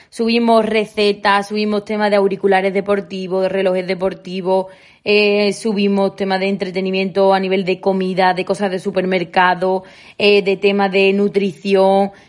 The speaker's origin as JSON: {"language": "Spanish", "town": "Olvera", "region": "Andalusia", "country": "Spain", "said": "somos de Olvera."}